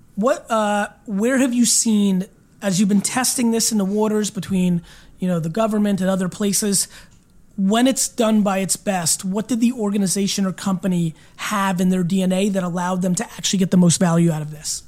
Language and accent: English; Belarus; born or raised there; moved away